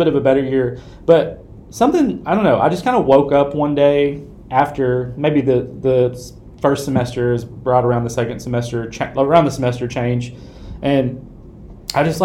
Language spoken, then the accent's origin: English; West Tennessee, United States; I am was born and raised in Tennessee, in West Tennessee specifically.